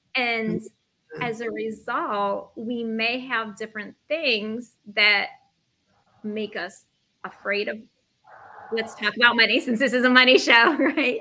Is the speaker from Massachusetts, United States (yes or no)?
no; upstate New York, United States; moved away as an adult; also born or lived in Brooklyn, New York; now in New York City, United States; I'm originally from upstate New York. And when I moved to Brooklyn, it was 2007